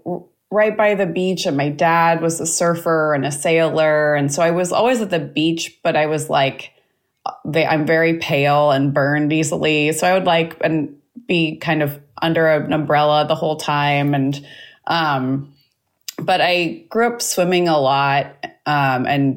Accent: Los Angeles, California, United States; I grew up in Los Angeles

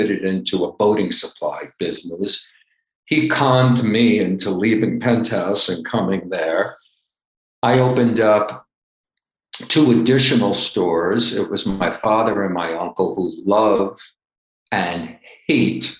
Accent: Baldwin, New York, United States; moved away as an adult; now in Aspen, United States; I grew up on Long Island, and my family was not New York City, but we were Long Island, both raised and also business

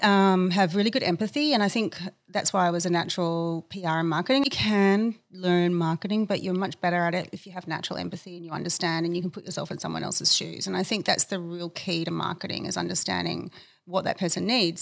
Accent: Adelaide, South Australia, Australia; I grew up in Adelaide, where I was born

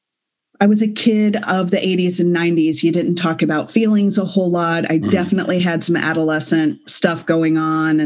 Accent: Galveston or Spring, Texas, United States; growing up in Galveston or Spring

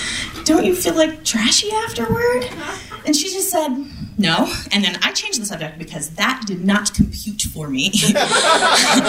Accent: Midwest, United States; I grew up in the Midwest

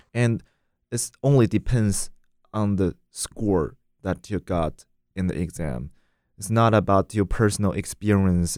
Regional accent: China; English is a second language; moved away as an adult; also born or lived in France; now in United States; when I was in China

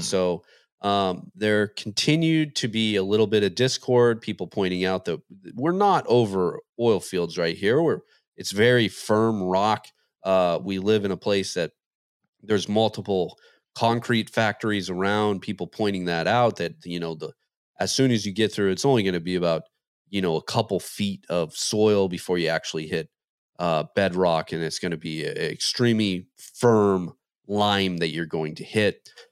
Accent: Montana, United States; growing up in Montana

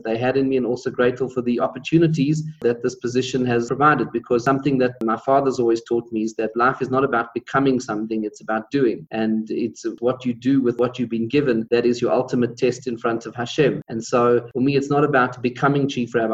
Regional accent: Pretoria, Gauteng, South Africa; I was born in Pretoria, which is the capital city, and grew up and went to school there

